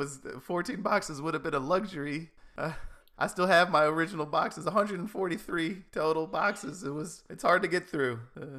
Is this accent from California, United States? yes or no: no; Seattle, Washington, United States; We're from Seattle. We don't see kids like this all the time rhyming, so.